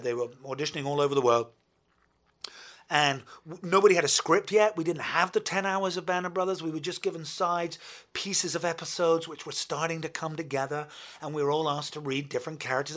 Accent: United Kingdom; as a Brit

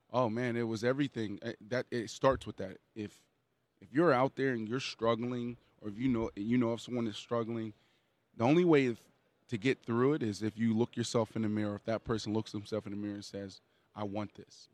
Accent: Pittsburgh, Pennsylvania, United States; I grew up in Pittsburgh, Pennsylvania.

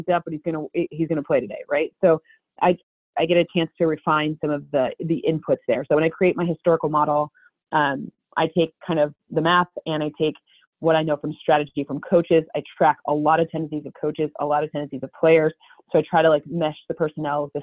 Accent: East Lansing, Michigan, United States; growing up in East Lansing, you know, I grew up with Michigan State and Michigan just like everywhere

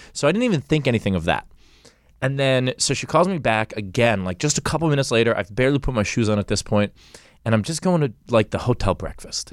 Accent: New York, United States; now in Los Angeles, United States; I'm from New York

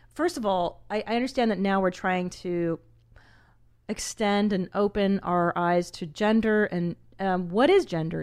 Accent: Los Angeles, California, United States; I grew up in Los Angeles, and we're very, for the most part, progressive.

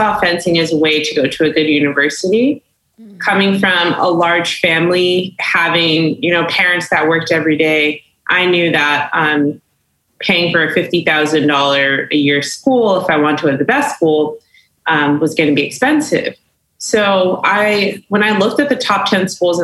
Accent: Maplewood, New Jersey, United States; born or raised there; moved away

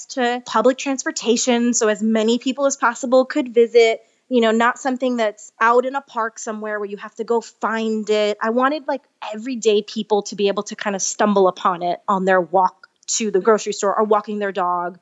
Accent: New York, United States; moved away; I'm from New York originally, and I had to go back to finish a couple credits at NYU, and it was my first time back home as a vegan

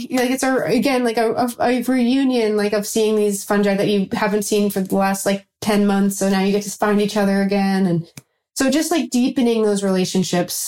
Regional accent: New York, United States; I'm from New York

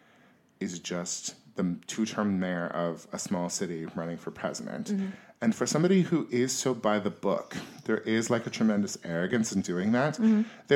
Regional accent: Yuba City, California, United States; moved away; what's it like being from Yuba City

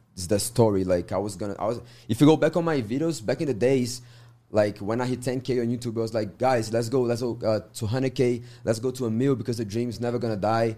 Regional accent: Minas Gerais, Brazil; English is a second language; moved away as an adult; now in United States; I'm from Minas Gerais, terra do queijo, família

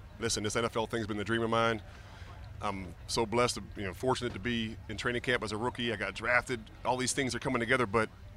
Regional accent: Pittsburgh, Pennsylvania, United States; moved away as an adult; I grew up in Pittsburgh as a big Steeler fan

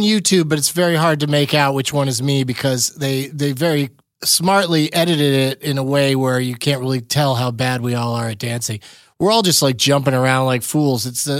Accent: San Diego, California, United States; also born or lived in Los Angeles; I'm going to move to Los Angeles. I grew up in San Diego.

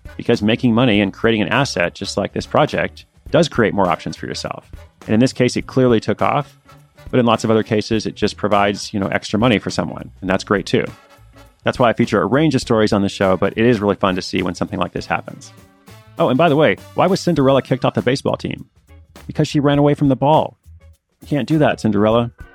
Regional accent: Portland, United States; moved away; Portland is my hometown

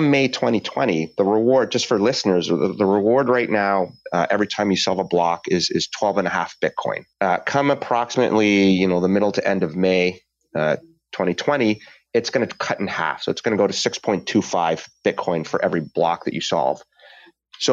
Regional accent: Canada; as a Canadian

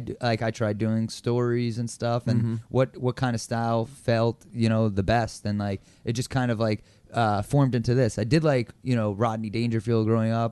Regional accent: Long Island, New York, United States; I grew up in Long Island

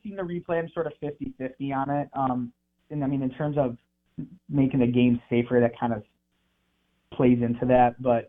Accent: Michigan, United States; moved away as an adult; now in Mississippi, United States; I'm from Michigan. Haven't lived in the South before. Got here in April.

